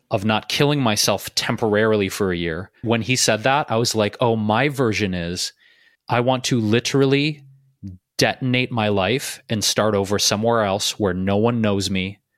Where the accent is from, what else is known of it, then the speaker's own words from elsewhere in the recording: Detroit, Michigan, United States; also born or lived in Chicago / New York City / Bay Area; now in Los Angeles, United States; I moved out of my hometown of Detroit, right? I lived in Chicago, I lived in New York City, I lived in the Bay Area, I've been in LA.